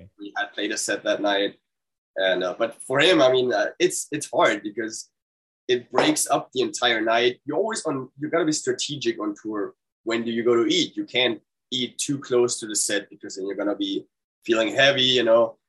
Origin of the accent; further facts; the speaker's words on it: Germany; moved away as an adult; now in United States; I'm German